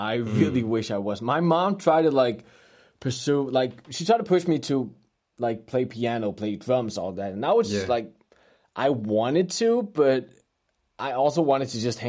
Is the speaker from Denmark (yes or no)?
yes; Copenhagen, Capital Region of Denmark, Denmark; I was born and raised in Copenhagen. Mm-hmm. And I have an American mother and a Danish father.